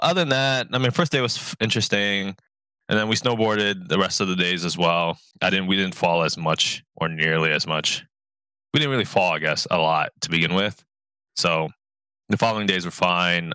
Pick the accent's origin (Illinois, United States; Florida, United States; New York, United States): New York, United States; New York City; I grew up in New York, New York City public education system